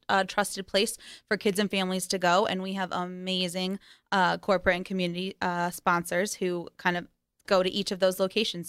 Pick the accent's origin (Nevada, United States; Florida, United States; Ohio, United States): Nevada, United States; Las Vegas; growing up in Vegas, uh, is definitely interesting